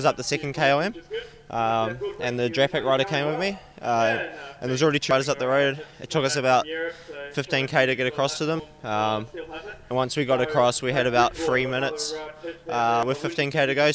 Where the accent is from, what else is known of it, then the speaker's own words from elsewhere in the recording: New Zealand; moved away; I'm from New Zealand, so I've done a lot of racing over there.